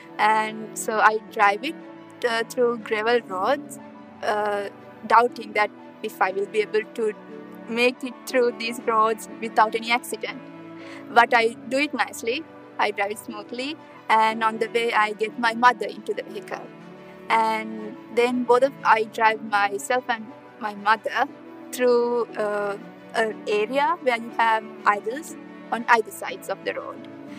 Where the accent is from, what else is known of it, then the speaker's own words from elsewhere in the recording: Sri Lanka; moved away as an adult; now in Kansas, United States; my home country is Sri Lanka. And I'm a second year graduate student studying for my PhD in chemistry at K-State. I've been raised in a strong Buddhist background